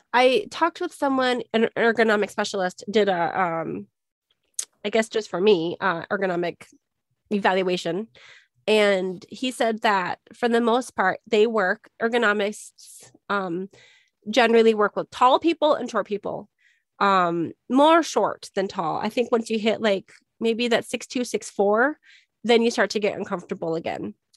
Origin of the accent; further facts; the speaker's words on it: Minnesota, United States; now in Arizona, United States; I grew up in Minnesota